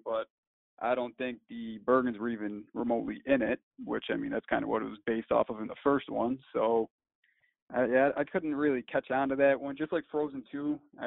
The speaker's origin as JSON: {"language": "English", "country": "United States", "said": "I'm from America"}